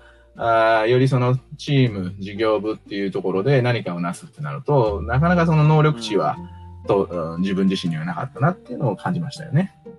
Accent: Niigata, Japan; now in Tokyo, Japan; 生まれは新潟なんですけども、えー、実家では、えー、自動車ディーラーですとか

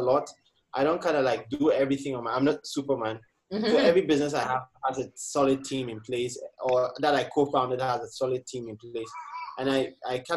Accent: Ghana; moved away; Growing up in Ghana, you grow up in the community and you have this community sense.

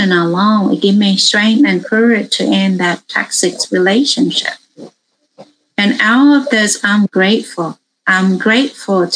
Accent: Vietnam; now in United States; I grew up in Vietnam. I immigrated to America in 1980.

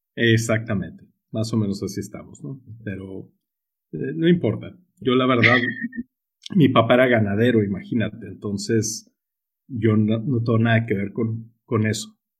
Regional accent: Sonora, Mexico; accent: Sonoran; yo soy muy sonorense, tú, yo soy aquí del norte de la República, tú. Entonces, si notan ese acento curioso en mí, pues es porque soy muy sonorense

